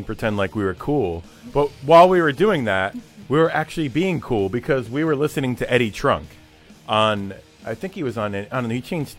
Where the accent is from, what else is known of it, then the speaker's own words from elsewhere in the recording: New Jersey, United States; I'm from New Jersey